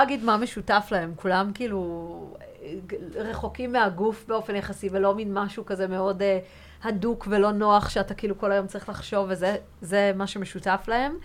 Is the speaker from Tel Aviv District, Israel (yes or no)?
yes; Tel Aviv, Tel Aviv District, Israel; גם ורד וגם אני נולדנו כאן בתל אביב, וכאילו זה היה באמת הבסיס שלנו